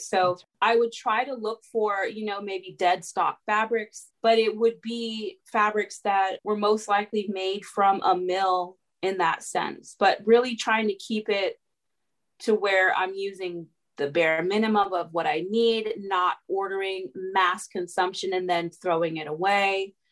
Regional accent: California, United States; now in Atlanta, United States; I was actually born and raised in California

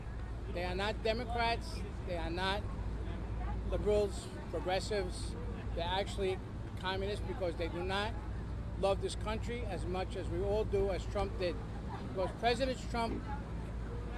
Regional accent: New York, United States; I come from New York.

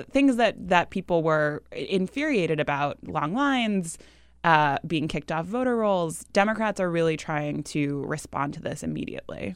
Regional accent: New Hampshire, United States; moved away; my home state of New Hampshire

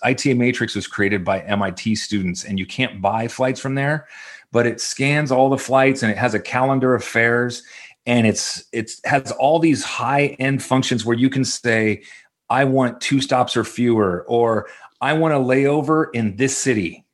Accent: Orange County, California, United States; I'm actually from Orange County, so I didn't move too far.

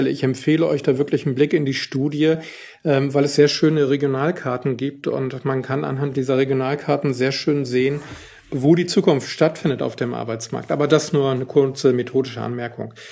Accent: Northern Germany, Germany; ich als Norddeutscher kann das sagen, es besteht häufig als das Vorurteil gegenüber Norddeutschland, dass da weniger Sonne scheint.

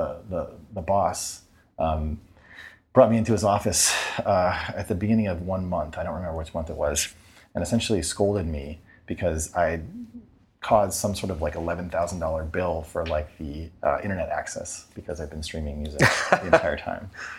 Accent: New Hampshire, United States; I grew up in New Hampshire

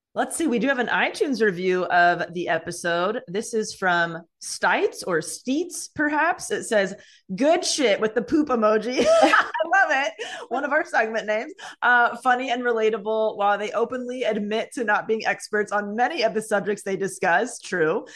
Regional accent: California, United States; I grew up in California

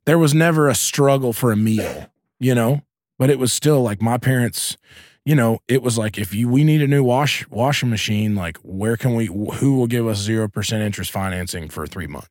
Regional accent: Asheville, North Carolina, United States; I grew up in Asheville, North Carolina, which is a pretty progressive place

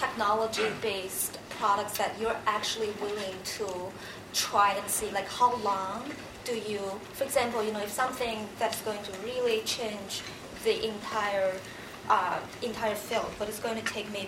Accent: Shandong, China; I'm from Shandong.

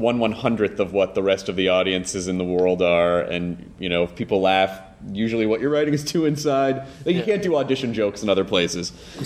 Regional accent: the South, United States; I actually have a chunk about being from the South, and I never set out to be.

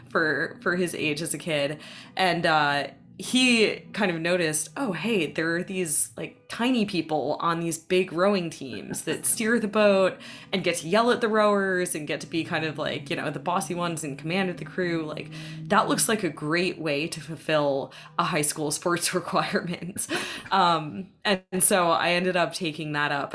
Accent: Boston, Massachusetts, United States; I grew up in the Boston area primarily um, from the age of, I guess, six years old or so onwards

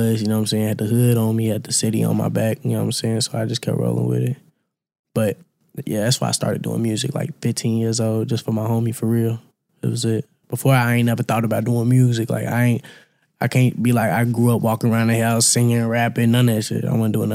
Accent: Louisville, Kentucky, United States; I'm from Louisville, Kentucky, South Side.

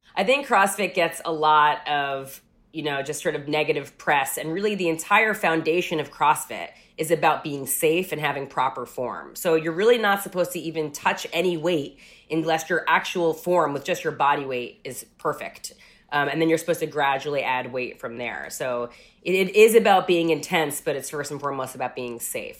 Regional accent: Rockland County, New York, United States; moved away as an adult; also born or lived in Manhattan, New York; now in Los Angeles, United States; I grew up in Rockland County, New York.

